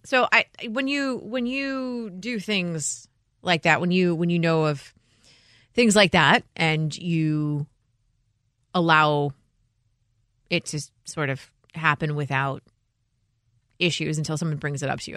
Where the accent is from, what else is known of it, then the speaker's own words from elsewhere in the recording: Illinois, United States; I'm from Illinois